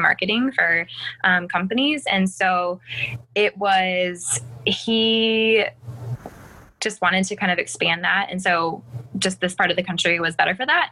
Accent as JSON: {"language": "English", "region": "Colorado", "country": "United States", "tie": "born or raised there", "moved": "as an adult", "lives_now": "South Carolina, United States", "said": "I was born in Colorado and born and raised, never had left"}